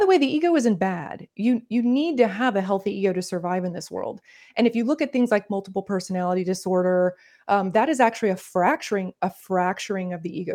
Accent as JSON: {"language": "English", "region": "Northern Florida", "country": "United States", "tie": "born or raised there", "accent": "Southern", "said": "I grew up in the South, I'm from Florida"}